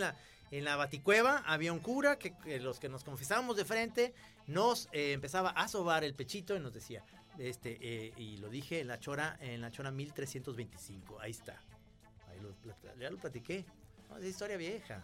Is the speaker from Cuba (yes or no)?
no; Guadalajara, Jalisco, Mexico; somos de Guadalajara